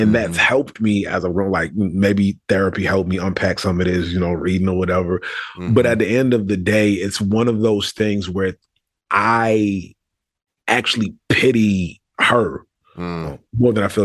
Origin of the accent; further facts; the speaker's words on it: Richmond, Virginia, United States; moved away as an adult; also born or lived in Brooklyn, New York; although I'm originally from New York, spent my first few years there, Richmond is where I consider home